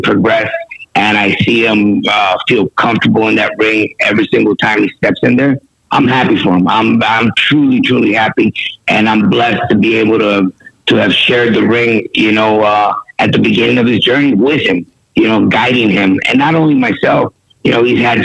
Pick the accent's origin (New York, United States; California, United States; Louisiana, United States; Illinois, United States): California, United States; San Diego; represent my city, you know, went to kindergarten, elementary, junior, and high school.